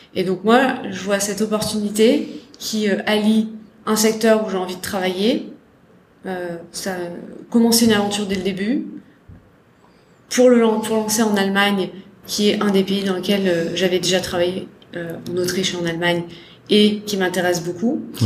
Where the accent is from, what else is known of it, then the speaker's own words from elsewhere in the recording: Salon-de-Provence, Provence-Alpes-Côte d'Azur, France; moved away as an adult; also born or lived in Lyon; J'ai grandi à Salon de Provence. Ouais. Dans le sud de la France